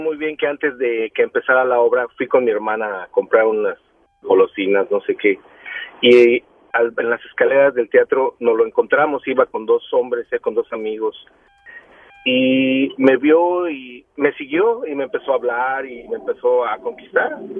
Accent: Mexico City, Mexico; yo soy oriundo de la Ciudad de México

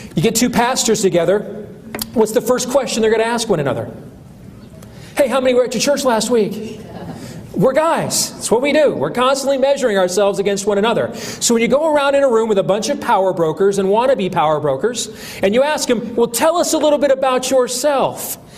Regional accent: Iowa, United States; a congressman in my home state, Steve King

